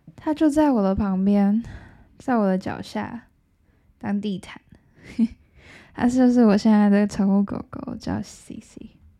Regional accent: Taiwan; 我们台湾人

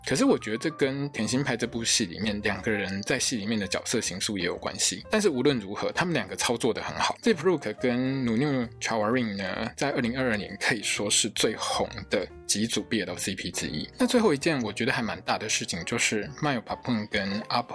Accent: Taiwan; 我们台湾人过得平常好好的生活

